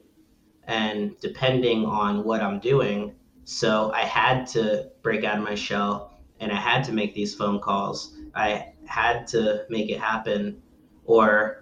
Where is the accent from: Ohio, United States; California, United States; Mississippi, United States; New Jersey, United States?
New Jersey, United States; Belleville; that was my hometown. I lived there my whole life